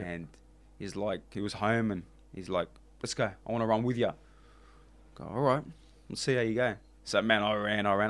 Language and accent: English; Australia; I'm the Aussie guy